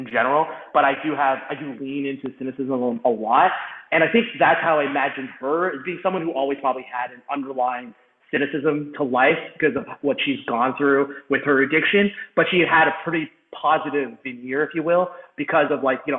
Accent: United States; also born or lived in Malawi; now in Jersey City, United States; I'm this American kid

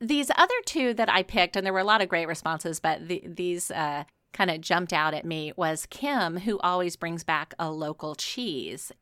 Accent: the South, United States; growing up in the South

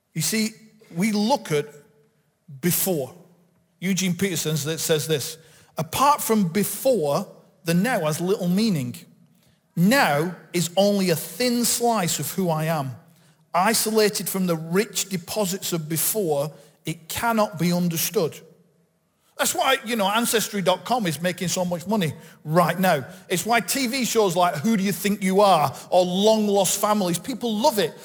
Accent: Bolton, North West England, United Kingdom; I'm from Bolton. I was born just up the road in the hospital in Bolton

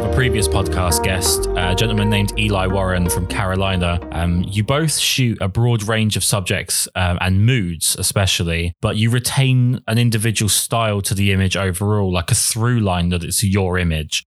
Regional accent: United Kingdom

